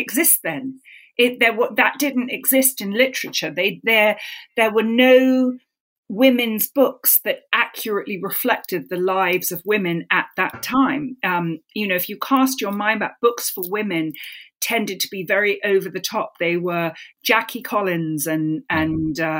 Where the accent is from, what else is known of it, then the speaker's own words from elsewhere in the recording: London, United Kingdom; moved away; I grew up in London London is like a series of villages all knitted together. So my village was Hampstead